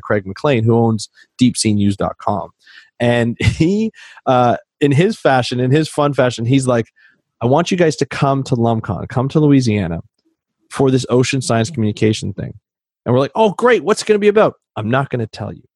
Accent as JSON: {"language": "English", "country": "Canada", "said": "I'm Canadian"}